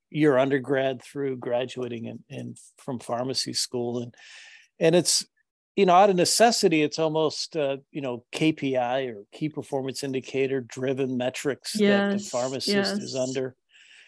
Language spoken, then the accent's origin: English; North Carolina, United States; my home state, North Carolina